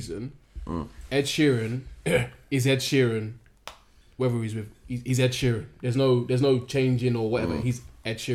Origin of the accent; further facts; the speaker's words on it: England, United Kingdom; I'm from here